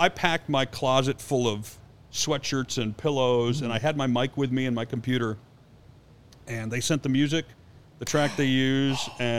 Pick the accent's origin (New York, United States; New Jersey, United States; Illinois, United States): Illinois, United States; Chicago; moved away; also born or lived in Indianapolis, Indiana; It's not because that wasn't my hometown team.